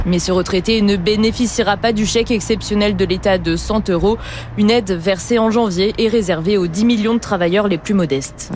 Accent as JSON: {"language": "French", "country": "France", "said": "chez nous en France"}